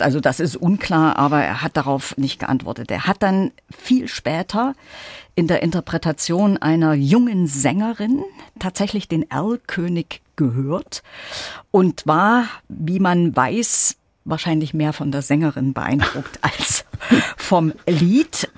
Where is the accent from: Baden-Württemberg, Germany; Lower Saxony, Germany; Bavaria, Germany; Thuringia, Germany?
Thuringia, Germany; Gera; moved away as an adult; also born or lived in Leipzig; now in Weimar, Germany; ich war eben lange Zeit die Leiterin der Kunstsammlung meiner Heimatstadt Gera